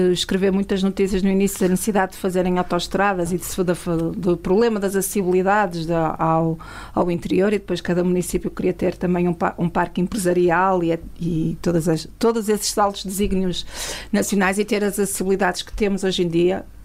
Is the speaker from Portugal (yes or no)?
yes; Mesão Frio, Vila Real District, Portugal; also born or lived in Oeiras / Matosinhos; nasci em Oeiras por circunstância, os meus pais foram para lá trabalhar, depois foram viver para o Porto e Matosinhos, que é, é onde ainda estão, mas quando me perguntam de onde é que eu sou, digo sempre que sou de Mesão Frio.